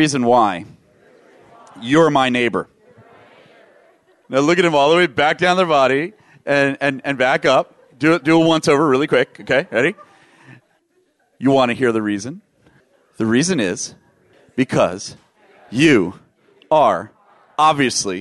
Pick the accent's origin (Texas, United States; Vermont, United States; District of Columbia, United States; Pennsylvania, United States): District of Columbia, United States; Washington; I grew up in Washington, D.C. area in public schools